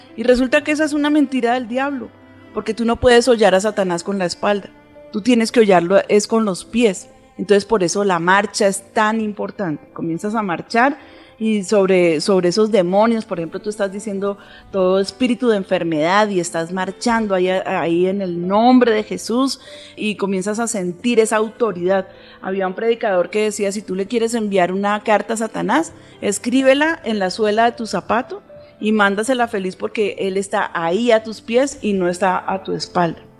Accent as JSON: {"language": "Spanish", "country": "Colombia", "said": "nuestra nación"}